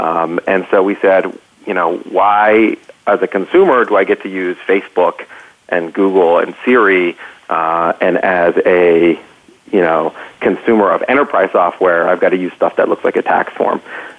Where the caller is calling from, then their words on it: Saratoga, California, United States; I am calling from the Bay Area. I am in Saratoga today.